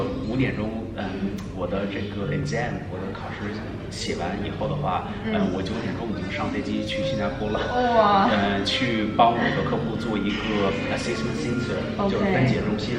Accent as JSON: {"language": "Chinese", "country": "New Zealand", "tie": "born or raised there", "also_born_or_lived": "China", "first_language": "English", "second_language": "Chinese", "moved": "as an adult", "said": "因为毕竟在这边待了呃已经有二十五年了，我很小就过来了。嗯。小学、中学、高中、大学都在这边上的"}